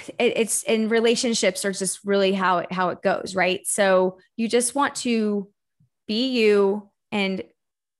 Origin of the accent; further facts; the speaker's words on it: Texas, United States; moved away as an adult; also born or lived in Florida; So I live in Austin, Texas. I'm from Texas originally. And then I moved to Florida to go play soccer for a university.